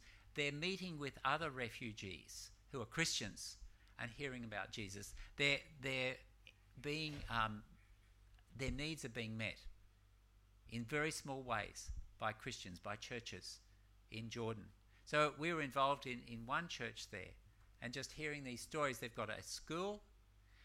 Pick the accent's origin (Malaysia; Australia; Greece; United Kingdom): Malaysia; I'm from Malaysia